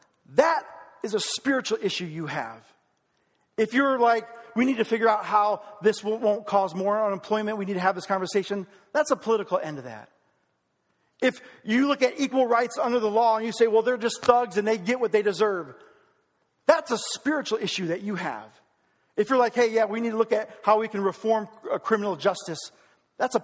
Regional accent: United States; I am proud to be an American

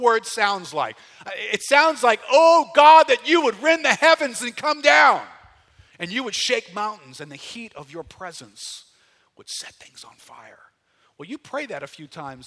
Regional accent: New Orleans, Louisiana, United States; I grew up here in New Orleans, got saved in 1979

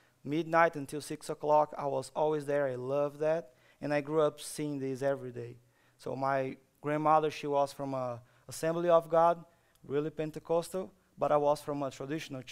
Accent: Brazil; moved away; So, I'm from Brazil. I grew up in Brazil

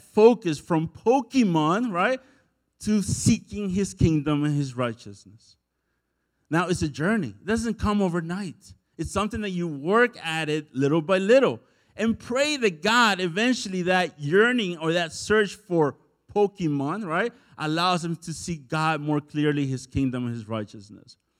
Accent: El Salvador; moved away; I'm from El Salvador

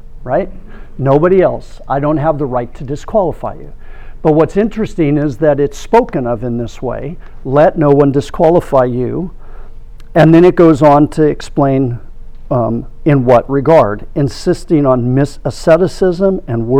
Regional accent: Orange County, California, United States; I grew up in Orange County in the 70s

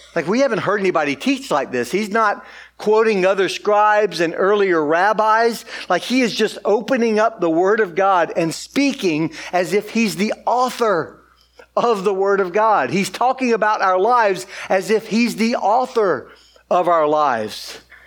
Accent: Georgia, United States; moved away as an adult; now in Austin, United States; I'm from Georgia

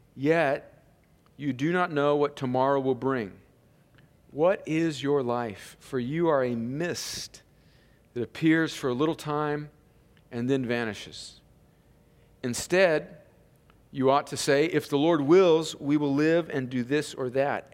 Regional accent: California, United States; moved away; I grew up out in California where there was cattle ranchers

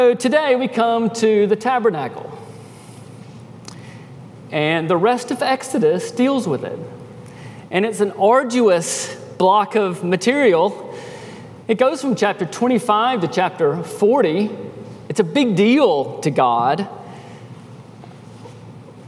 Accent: United States; moved away; also born or lived in Peru; being American citizens

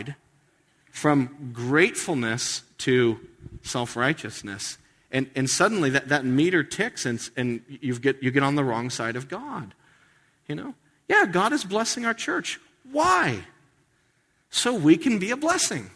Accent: United States; being an American

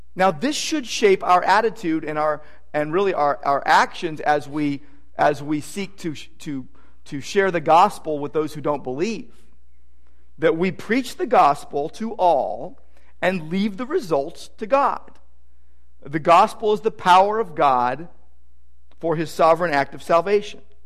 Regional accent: Downey, California, United States; growing up in Downey, just, you know, 20 miles from Disneyland.

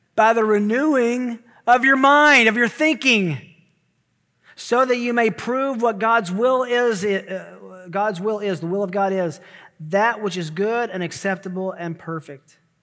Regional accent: Tennessee, United States; I'm from Tennessee

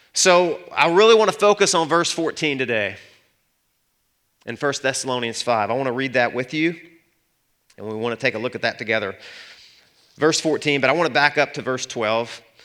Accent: Arkansas, United States; I'm from Arkansas

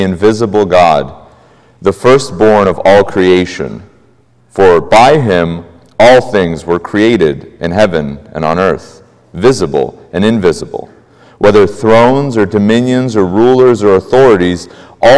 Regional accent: Moldova; English is a second language; moved away as an adult; now in United States; I am Slavic. I was born in Eastern Europe. English is my second language. I immigrated to the States as a fairly young man with my family

